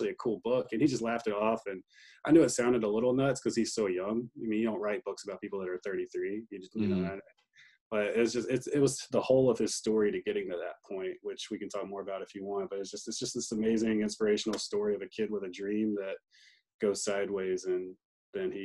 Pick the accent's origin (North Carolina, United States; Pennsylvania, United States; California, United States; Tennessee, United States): North Carolina, United States; Greenville; I grew up in Greenville